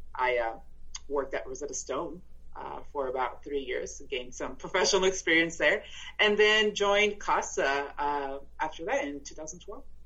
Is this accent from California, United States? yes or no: no; El Paso, Texas, United States; first language Spanish; English is a second language; moved away as an adult; also born or lived in South Korea / Fairfax, Virginia; now in Alexandria, United States; I was born and raised in El Paso, Texas, which is a border city with Ciudad Juarez in Mexico.